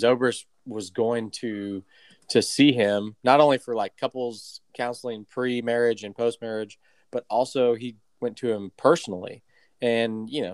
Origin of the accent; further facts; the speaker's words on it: United States; We're American.